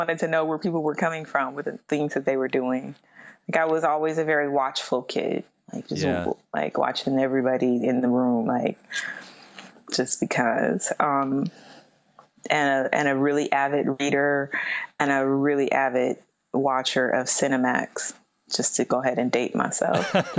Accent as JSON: {"language": "English", "region": "Midwest", "country": "United States", "tie": "born or raised there", "said": "Like, even though I grew up in the Midwest, like I don't like snow."}